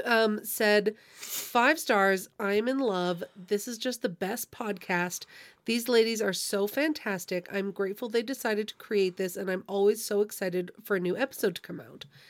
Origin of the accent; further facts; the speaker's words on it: Canada; we're Canadian